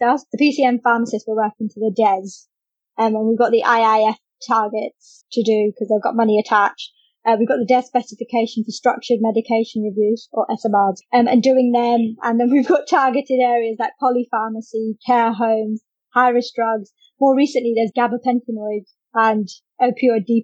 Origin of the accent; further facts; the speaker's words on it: London, United Kingdom; moved away as an adult; also born or lived in Kent / Maidstone; I'm from London originally.